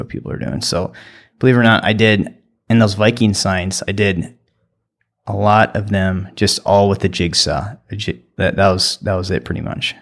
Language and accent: English; New London, United States; I grew up in New London and went to school there